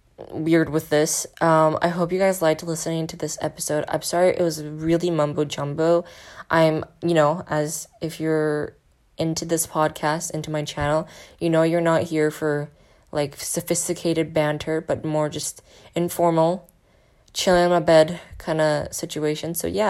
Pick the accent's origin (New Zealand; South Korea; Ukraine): South Korea; it is my home country, and no one can talk smack about South Korea.